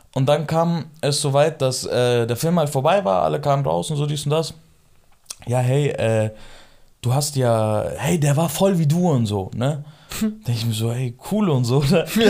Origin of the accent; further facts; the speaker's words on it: Germany; also born or lived in Iran (family origin); hier bin ich halt zwischen Kurden und Türken aufgewachsen